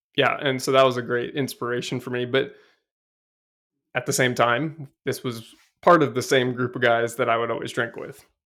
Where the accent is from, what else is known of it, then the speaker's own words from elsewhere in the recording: Seattle, Washington, United States; I grew up in Seattle, and I'm an only child